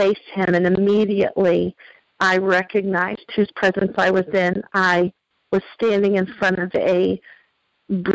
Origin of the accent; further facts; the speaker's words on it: the Bible Belt, United States; I was raised in the Bible Belt